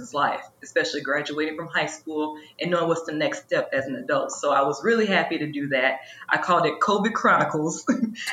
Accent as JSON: {"language": "English", "town": "Chicago", "region": "Illinois", "country": "United States", "also_born_or_lived": "Indiana", "moved": "as an adult", "lives_now": "St. Louis, United States", "said": "I'm originally from Chicago"}